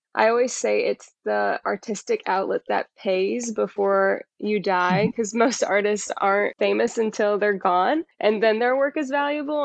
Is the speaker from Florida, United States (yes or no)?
no; Indianapolis, Indiana, United States; also born or lived in Costa Rica; I'm from Indianapolis